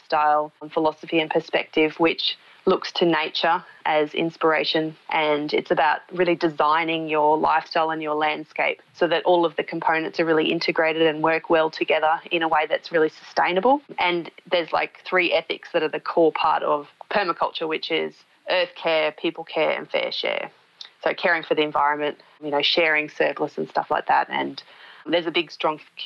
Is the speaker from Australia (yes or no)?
yes; Queensland, Australia; moved away as an adult; also born or lived in Central Australia; now in Victoria, Australia; I'm originally from Queensland, which is a more tropical part of Australia